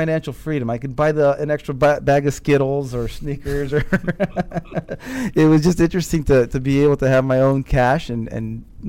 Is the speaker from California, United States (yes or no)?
no; Fort Belvoir, Virginia, United States; I was born in Fort Leonard Wood, Missouri, right outside of St. Louis. Mm-hmm. In 84, I ended up in Fort Belvoir, right in Alexandria area here in Virginia.